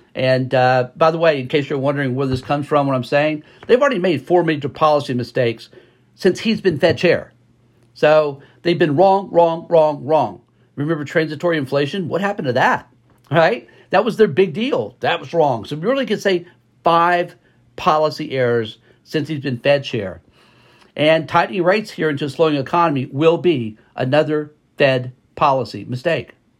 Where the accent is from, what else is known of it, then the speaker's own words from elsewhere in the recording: Texas, United States; here in Texas, by the way, in my home state